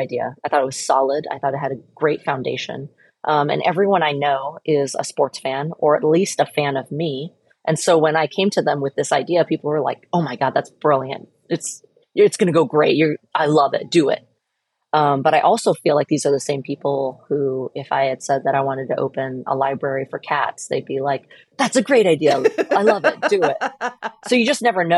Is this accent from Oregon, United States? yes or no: yes; Portland, Oregon, United States; I was born and raised here in Portland